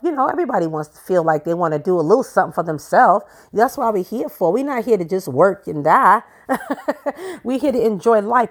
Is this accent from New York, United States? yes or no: yes; New York City, New York, United States; I grew up in Brooklyn, New York.